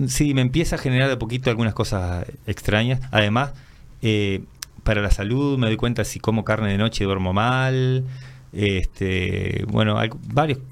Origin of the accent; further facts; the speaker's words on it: Minas, Lavalleja, Uruguay; moved away as an adult; now in José Pedro Varela, Uruguay; yo soy oriundo de Minas, pero hace unos 20 y pico de años que vivo ahí en José Provarela